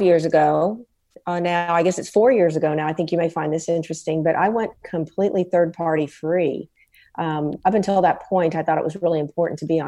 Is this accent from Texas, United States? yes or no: yes; San Antonio, Texas, United States; I'm from San Antonio, Texas, and I'm an ophthalmologist and ophthalmic surgeon